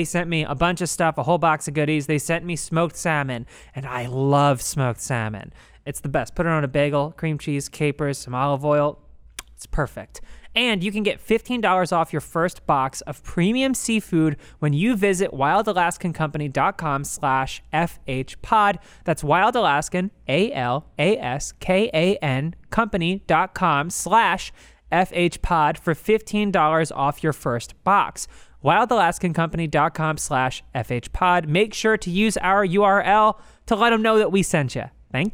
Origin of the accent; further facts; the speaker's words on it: Newark, Delaware, United States; I come from Newark, Delaware.